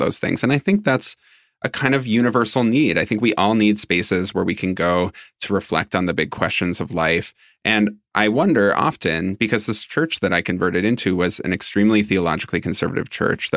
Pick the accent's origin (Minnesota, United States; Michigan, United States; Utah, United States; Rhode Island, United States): Minnesota, United States; I grew up in Minnesota, and I grew up non-religious